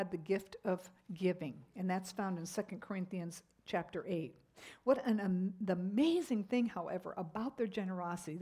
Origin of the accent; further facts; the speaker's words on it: United States; as American Christians